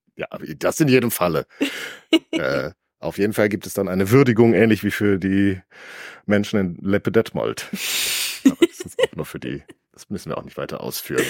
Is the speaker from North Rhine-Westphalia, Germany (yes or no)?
yes; County of Mark, North Rhine-Westphalia, Germany; da, wo ich herstamme, die Grafschaft Mark